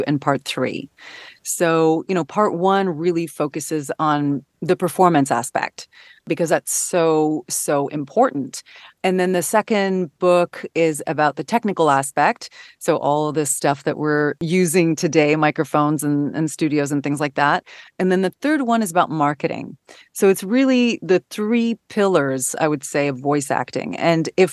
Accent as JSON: {"language": "English", "country": "Canada", "moved": "yes", "lives_now": "United States", "said": "I'm originally from Canada"}